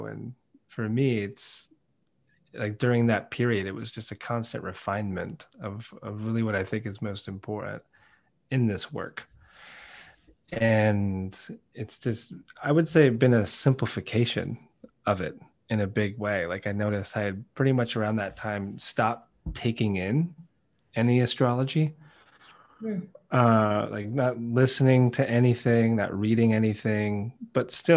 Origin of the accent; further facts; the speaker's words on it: United States; moved away as an adult; now in United Kingdom; Being American